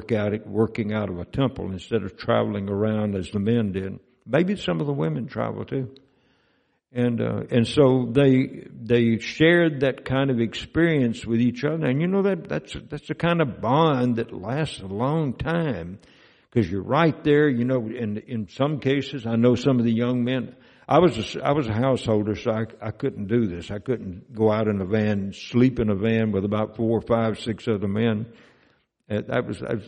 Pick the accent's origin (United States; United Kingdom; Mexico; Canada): United States; Mississippi; moved away; Mississippi is my home state where I grew up